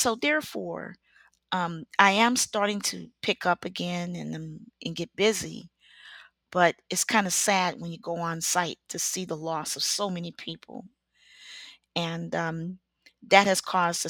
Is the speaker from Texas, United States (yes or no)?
yes; Beaumont, Texas, United States; I'm from the great state of Texas. And, you know, I'm from Beaumont, Texas.